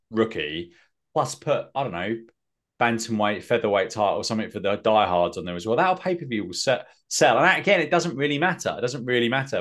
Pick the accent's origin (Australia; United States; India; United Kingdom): United Kingdom; England; I'm English